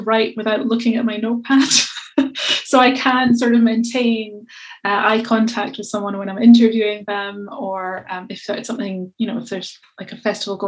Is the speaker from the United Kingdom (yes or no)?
yes; Scotland, United Kingdom; accent: Scottish; my Scottish accent's fairly unintelligible